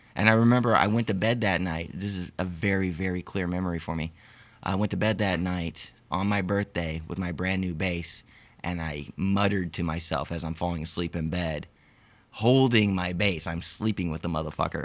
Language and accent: English; Arlington, Texas, United States; also born or lived in Lompoc, California; I was born in California, Lompoc, California, about, uh, a few miles north of Santa Barbara, uh, but have lived in Arlington, Texas for most of my life.